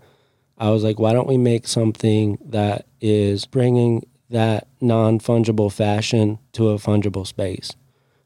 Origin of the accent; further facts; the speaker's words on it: Jackson, Wyoming, United States; I grew up in Jackson Hole